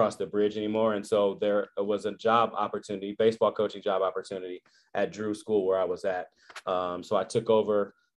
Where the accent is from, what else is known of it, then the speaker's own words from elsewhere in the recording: Berkeley, California, United States; born and raised in Berkeley, California